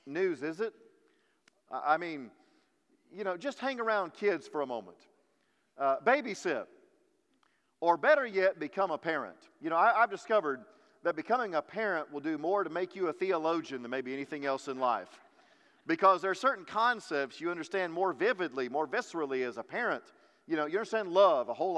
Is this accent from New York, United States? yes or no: no; Texas, United States; also born or lived in Kentucky; we're very proud to be Texans